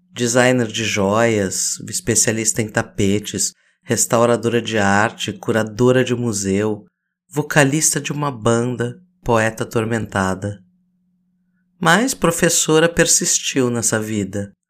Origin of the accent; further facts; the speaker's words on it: Laranjal Paulista, São Paulo, Brazil; born there; Eu nasci às sete da manhã na Santa Casa de Laranjal Paulista.